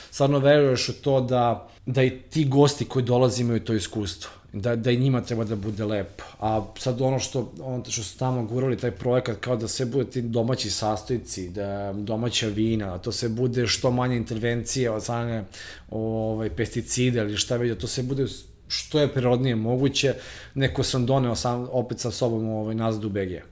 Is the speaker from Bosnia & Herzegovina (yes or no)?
no; Belgrade, Serbia; moved away as an adult; ja sam iz, iz Beograda